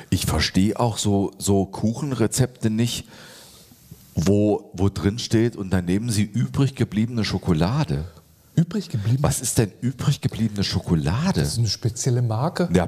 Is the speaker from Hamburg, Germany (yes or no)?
no; Schleswig-Holstein, Germany; Ich, ich komme ja jetzt aus Schleswig-Holstein, da ist das örtliche Produkt halt Flens.